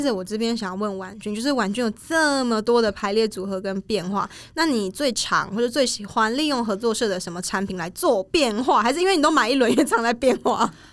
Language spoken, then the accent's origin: Chinese; Changhua County, Taiwan; 我们老家在彰化，然后我们的一些东西，比如说做粿啊，然后做年糕，超贵什么，这都是自己家里面小时候就会做